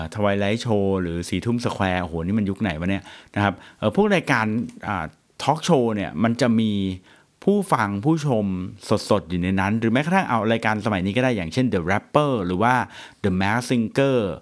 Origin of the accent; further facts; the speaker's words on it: Thailand; เราอยู่เมืองไทย